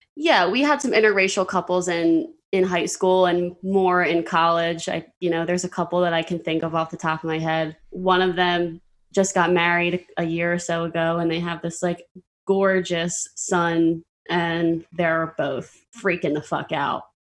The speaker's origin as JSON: {"language": "English", "region": "Pennsylvania", "country": "United States", "said": "I'm from Pennsylvania"}